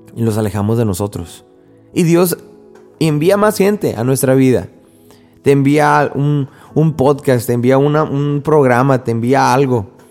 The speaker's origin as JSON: {"language": "Spanish", "country": "Mexico", "said": "en México, por lo menos de donde yo soy"}